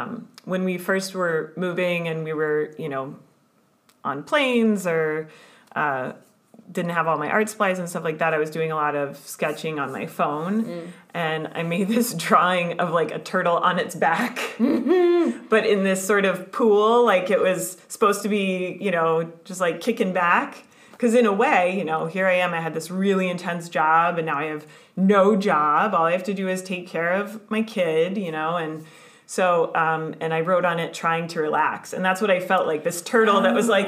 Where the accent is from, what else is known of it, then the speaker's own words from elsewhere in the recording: United States; moved away as an adult; in the US, in my home country